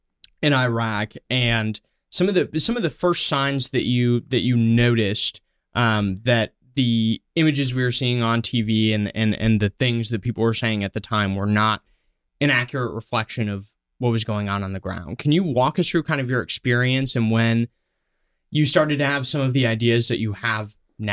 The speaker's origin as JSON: {"language": "English", "town": "Oceanside", "region": "California", "country": "United States", "tie": "born there", "said": "I was born in Oceanside."}